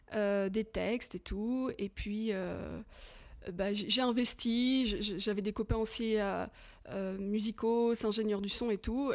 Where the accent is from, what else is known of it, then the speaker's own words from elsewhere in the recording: France; moved away as an adult; now in Switzerland; je suis française d'origine, mais ça fait plus de 23 ans hein, que, j'habite en Suisse